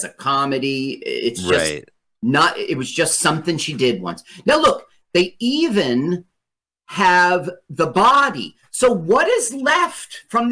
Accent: Los Angeles, California, United States; also born or lived in Las Vegas, Nevada; I grew up in Los Angeles a lot of years

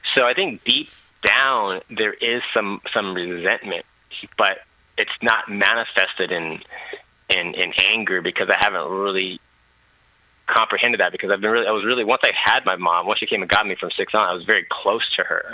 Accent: Thailand; moved away; I was born in Thailand

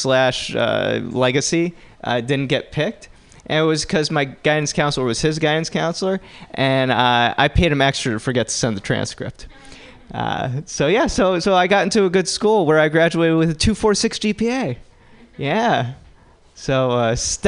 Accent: New Jersey, United States; I'm from New Jersey

